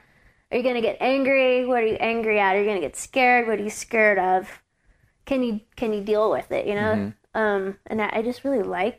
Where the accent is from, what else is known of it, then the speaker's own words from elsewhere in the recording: Louisiana, United States; Growing up in Louisiana climbing, it was just me and like my boyfriend and a guy.